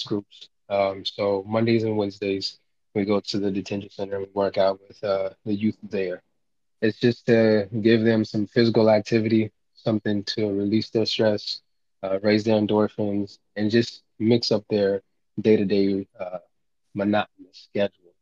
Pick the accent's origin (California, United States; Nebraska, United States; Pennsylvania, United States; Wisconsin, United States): Nebraska, United States; Lincoln; I grew up here in Lincoln, Nebraska